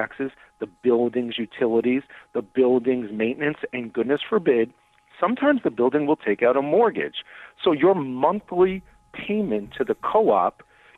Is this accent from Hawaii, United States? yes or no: no; New York, United States; now in Chicago, United States; I'm originally from New York